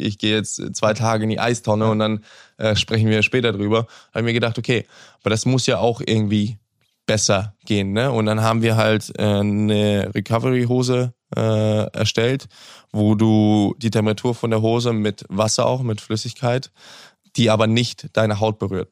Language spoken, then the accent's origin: German; Hamburg, Germany; Hamburg ist die Stadt, wo ich, wo ich groß geworden bin, wo ich geboren bin, wo ich aufgewachsen bin.